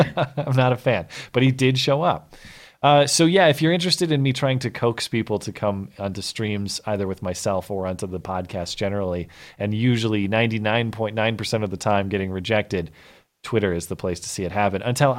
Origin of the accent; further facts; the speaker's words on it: Australia; As an Australian, I understand I haven't got a horse in this race